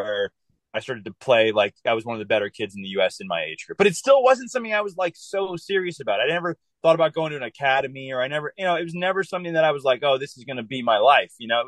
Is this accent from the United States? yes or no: yes; California, United States; also born or lived in Denver, Colorado; I was born in Colorado, lived there for a month. My dad got a job out here, actually in the Northern California area. So lived here for 5 years